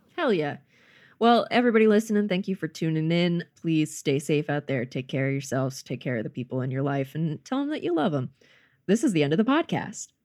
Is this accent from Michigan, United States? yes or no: no; North Carolina, United States; also born or lived in Georgia; now in Los Angeles, United States; I'm from North, North Carolina and lived in Georgia for a bit